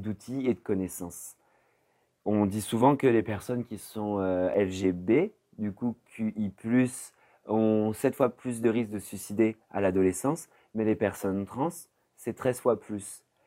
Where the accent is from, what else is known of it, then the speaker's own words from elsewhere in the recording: Poitiers, Nouvelle-Aquitaine, France; moved away as an adult; now in Bordeaux, France; je suis né à Poitiers et euh, je suis venu à Bordeaux il y a 10 ans pour faire mes études